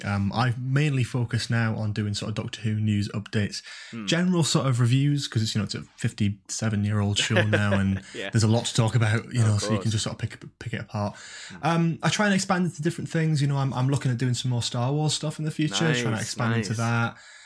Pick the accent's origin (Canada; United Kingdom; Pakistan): United Kingdom; Newcastle upon Tyne, North East England; now in London, United Kingdom; I go to uni in London, and I'm originally from Newcastle, so again, it was just cut off basically from everyone almost straight away.